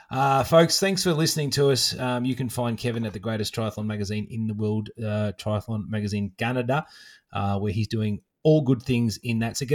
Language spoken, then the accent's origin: English; Australia; another um, Aussie girl who ran across and did that as well, which I love. You know that there's one of my home state license plates hanging in some random forest